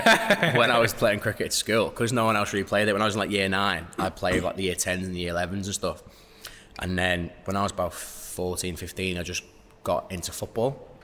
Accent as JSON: {"language": "English", "region": "London", "country": "United Kingdom", "tie": "born or raised there", "also_born_or_lived": "Wirral, North West England", "said": "But I was born in the Wirral, moved to London, I was 8. And then, been here."}